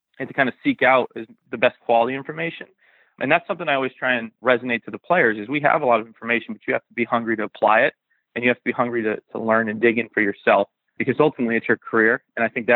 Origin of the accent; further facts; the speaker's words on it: Western Massachusetts, United States; I'm from the Northeast, from Western Massachusetts. I stayed local